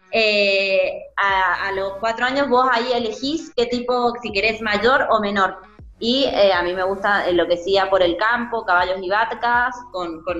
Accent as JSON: {"language": "Spanish", "country": "Argentina", "tie": "born there", "also_born_or_lived": "Chile", "said": "Sí, tengo doble nacionalidad. Eh, nací en Argentina, pero mi papá es chileno y estudié en Chile. Viví en Chile 11 años"}